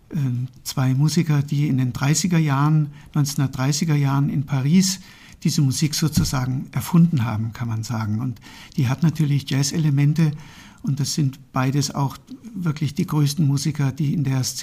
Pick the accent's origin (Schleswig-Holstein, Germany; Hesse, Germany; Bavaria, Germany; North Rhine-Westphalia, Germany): Hesse, Germany; Marburg; also born or lived in Berlin / Munich; now in Fulda, Germany; ja, ich bin in Marburg geboren und aufgewachsen und nach dem Abitur dann zunächst nach Berlin gegangen zum Studieren.